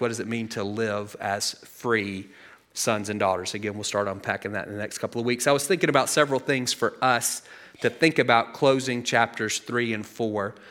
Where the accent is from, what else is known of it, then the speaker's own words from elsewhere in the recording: United States; we live in a country where self-reliance is one of our quintessential values. If, like, top three things about being an American, self-reliance is in there somewhere